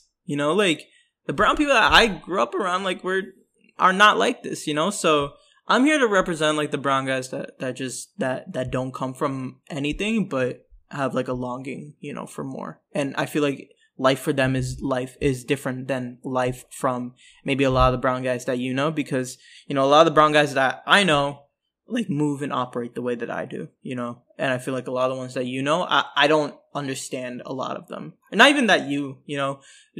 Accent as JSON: {"language": "English", "town": "New York City", "region": "New York", "country": "United States", "said": "I am from New York City."}